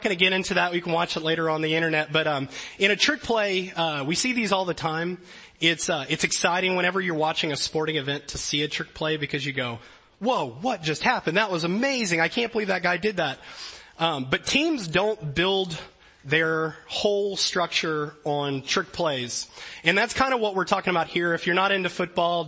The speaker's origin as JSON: {"language": "English", "region": "Louisiana", "country": "United States", "tie": "born or raised there", "moved": "yes", "said": "I grew up in Louisiana"}